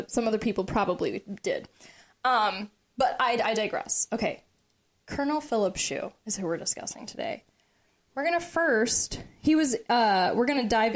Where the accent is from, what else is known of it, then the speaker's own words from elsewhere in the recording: Brookville, Ohio, United States; moved away; also born or lived in Texas; born and raised in Brookville, Ohio. Okay. That's where I graduated high school.